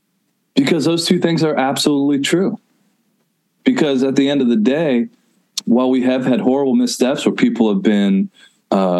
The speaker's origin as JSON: {"language": "English", "town": "Nashville", "region": "Tennessee", "country": "United States", "tie": "born or raised there", "said": "I grew up in Nashville, Tennessee"}